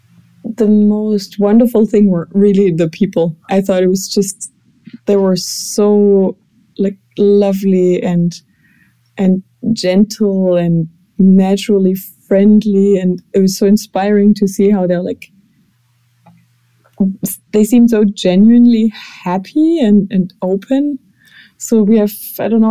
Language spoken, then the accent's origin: English; Germany; from Germany